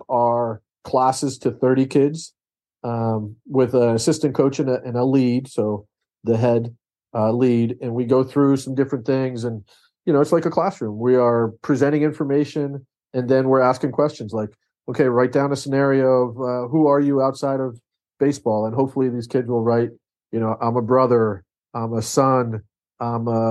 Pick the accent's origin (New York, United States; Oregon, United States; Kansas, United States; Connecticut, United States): New York, United States; I grew up in New York